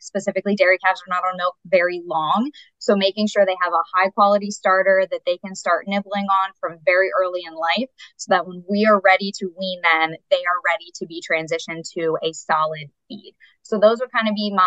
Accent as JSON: {"language": "English", "area": "Berks County", "region": "Pennsylvania", "country": "United States", "tie": "born or raised there", "also_born_or_lived": "South Carolina / Indiana", "moved": "as an adult", "said": "I grew up in Berks County, Pennsylvania."}